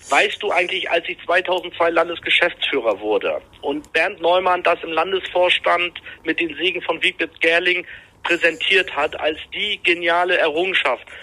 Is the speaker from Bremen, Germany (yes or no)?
no; Rostock, Mecklenburg-Vorpommern, Germany; Ich komme aus Rostock, ah, ja. Direkt, aus